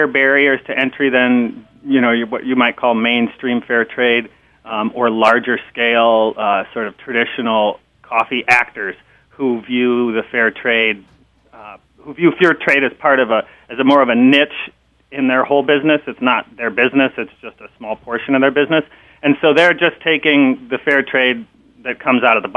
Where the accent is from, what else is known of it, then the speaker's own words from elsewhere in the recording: Minneapolis, Minnesota, United States; moved away as an adult; also born or lived in Wisconsin / California; I grew up actually in Minneapolis